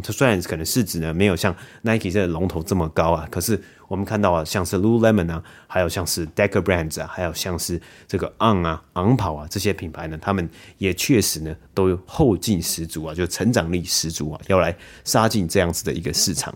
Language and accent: Chinese; Taiwan; 我们可能是在台湾长大嘛